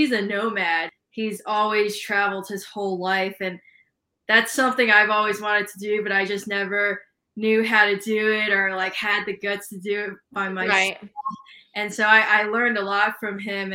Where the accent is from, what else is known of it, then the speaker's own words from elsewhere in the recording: New York City, New York, United States; moved away; also born or lived in Bay Area, California; I'm originally from Brooklyn, New York. Through and through. And born and raised Brooklyn, New York.